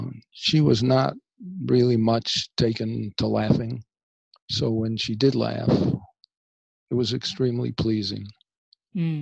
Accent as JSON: {"language": "English", "town": "Buffalo", "region": "New York", "country": "United States", "tie": "born or raised there", "said": "I grew up in Buffalo, New York"}